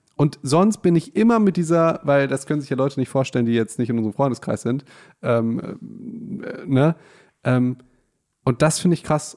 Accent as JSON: {"language": "German", "town": "Hagen", "region": "North Rhine-Westphalia", "country": "Germany", "said": "wir kommen ja aus Hagen"}